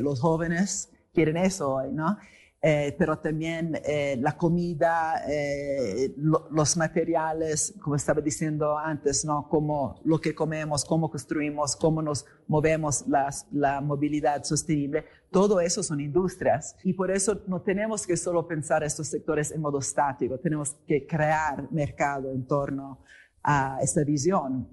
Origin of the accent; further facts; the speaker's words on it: Italy; moved away; also born or lived in England; vengo de Italia